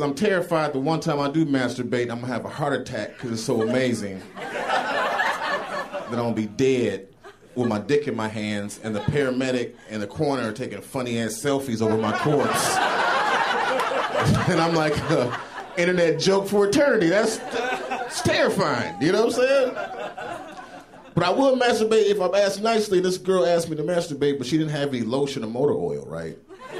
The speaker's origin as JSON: {"language": "English", "town": "Chicago", "region": "Illinois", "country": "United States", "said": "from Chicago."}